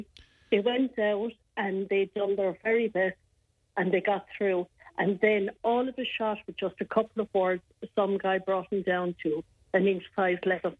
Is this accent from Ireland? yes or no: yes; Ireland; do we have to bow down and apologise for being Irish